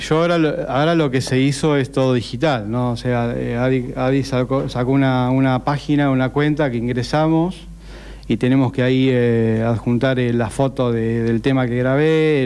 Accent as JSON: {"language": "Spanish", "town": "Necochea", "region": "Buenos Aires Province", "country": "Argentina", "said": "yo soy de Nicochea"}